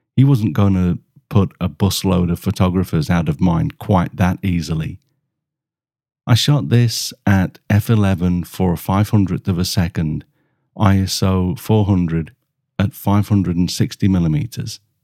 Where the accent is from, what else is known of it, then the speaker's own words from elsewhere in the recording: Germany; from Germany